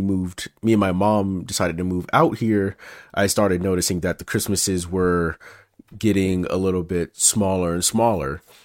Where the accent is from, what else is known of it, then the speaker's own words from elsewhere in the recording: Memphis, Tennessee, United States; now in California, United States; it was me, my mom, and my sister growing up in Memphis